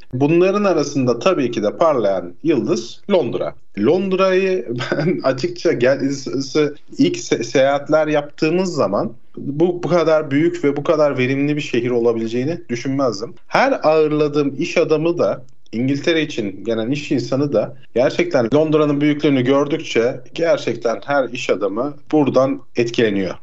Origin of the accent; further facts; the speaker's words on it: Aydın, Turkey; moved away as an adult; now in London, United Kingdom; Aydın'ın nüfusu bile 1 milyon. Benim memleketim olduğu için söylüyorum.